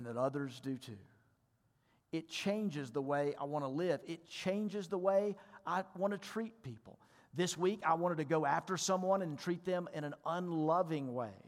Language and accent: English; Mississippi, United States; I told him I was from Mississippi and he told me that I talk funny